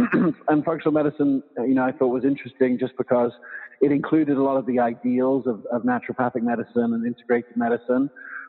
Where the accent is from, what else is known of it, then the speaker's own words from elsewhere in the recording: England, United Kingdom; also born or lived in South Africa / Loveland, United States; now in United States; And so I was born here, but I grew up in England and South Africa.